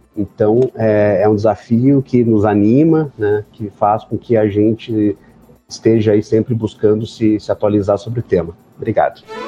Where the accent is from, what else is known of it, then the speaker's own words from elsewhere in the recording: Rio Grande do Sul, Brazil; Eu sou do Rio Grande do Sul